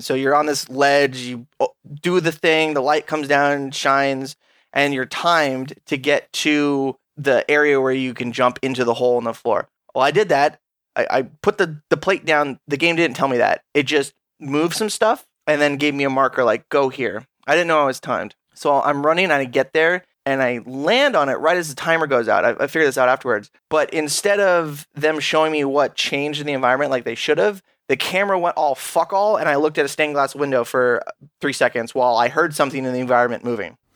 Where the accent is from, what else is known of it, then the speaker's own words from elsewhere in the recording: Alaska, United States; I'm from Alaska